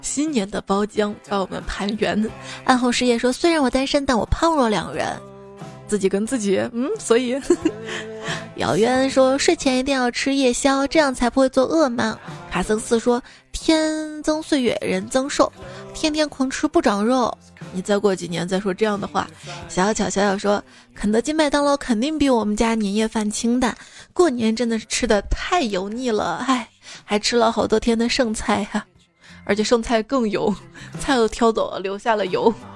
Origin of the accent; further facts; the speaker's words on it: Xi'an, Shaanxi, China; 我是西安人